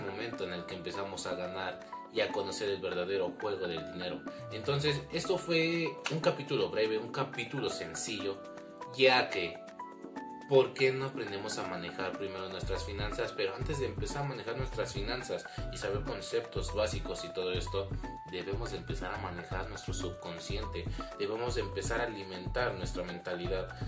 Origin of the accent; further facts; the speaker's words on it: Mexico; mi país, México